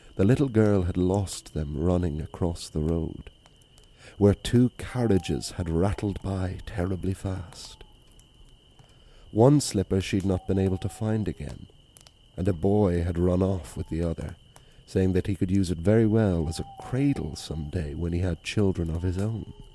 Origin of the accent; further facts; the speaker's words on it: Wicklow, Leinster, Ireland; It was the Danish Vikings that found it. that founded my hometown